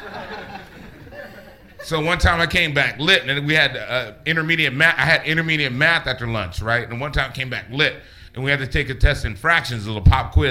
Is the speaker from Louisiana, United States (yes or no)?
no; Los Angeles, California, United States; I grew up in San Gabriel Valley in L.A.